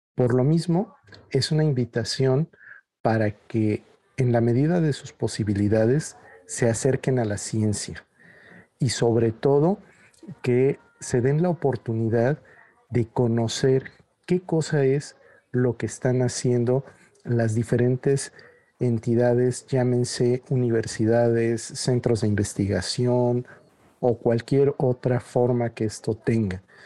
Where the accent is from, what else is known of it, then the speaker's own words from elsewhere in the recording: Mexico; en México no sabemos aquello de lo que somos capaces de hacer